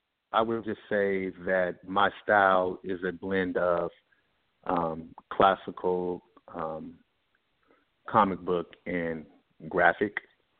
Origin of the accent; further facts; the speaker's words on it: Seattle, Washington, United States; I am an artist from the Pacific Northwest region, close to Vancouver, Canada